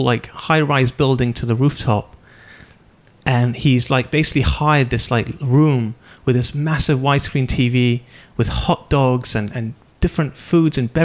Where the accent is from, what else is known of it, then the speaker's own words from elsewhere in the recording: United Kingdom; I'm British